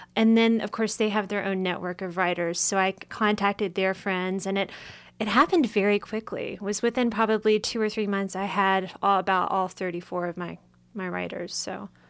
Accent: East Tennessee, United States; accent: hillbilly; moved away; I'm from East Tennessee

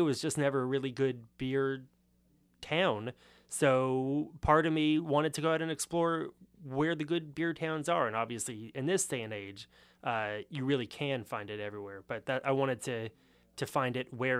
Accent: Los Angeles, California, United States; That is correct. So being from Los Angeles, you would think that because it is the second biggest city in the country, it must have a pretty good beer culture.

